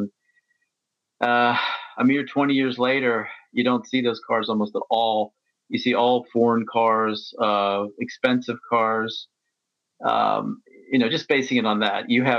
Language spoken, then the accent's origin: English; United States; moved away as an adult; now in Moscow, Russia; I've lived here for a number of years, and because, you know, I grew up in the West in America